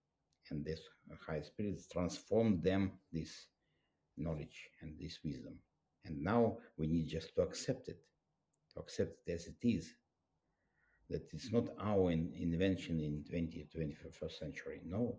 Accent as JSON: {"language": "English", "country": "Russia", "tie": "born or raised there", "second_language": "English", "said": "And I was raised up in Soviet Union. It was a very tough country. It was very tough conditions."}